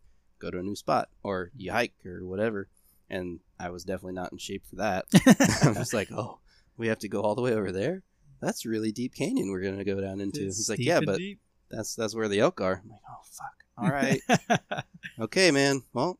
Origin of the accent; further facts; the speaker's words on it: Ohio, United States; I mean, shit, I came from Ohio.